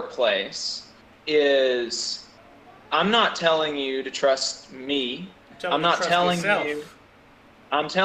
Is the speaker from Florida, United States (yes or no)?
no; Alabama, United States; growing up in Alabama